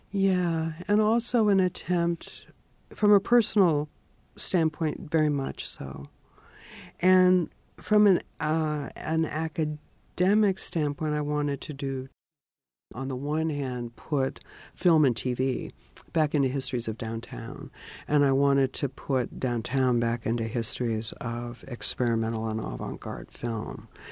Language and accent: English; San Francisco, California, United States; moved away as an adult; also born or lived in Europe; I was born in San Francisco